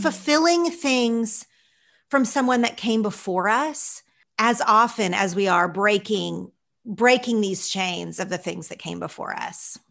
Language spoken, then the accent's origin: English; Oklahoma, United States; moved away as an adult; also born or lived in Los Angeles; when I first moved to L A and I said I was from Oklahoma